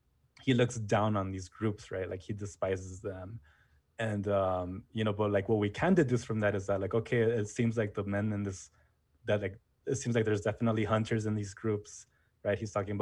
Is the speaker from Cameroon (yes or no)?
no; Jalisco, Mexico; originally I'm from Jalisco